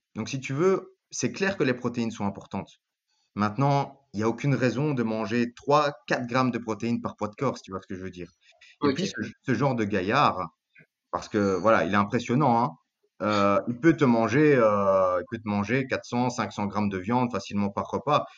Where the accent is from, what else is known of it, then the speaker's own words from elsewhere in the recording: Belgium; je suis belge d'origine grecque